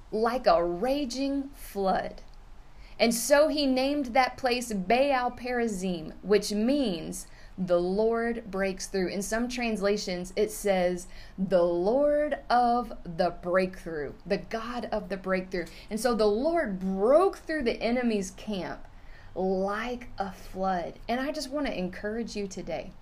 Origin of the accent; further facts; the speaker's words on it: Houston, Texas, United States; I'm from the Houston region, I live in the outskirts of the Houston area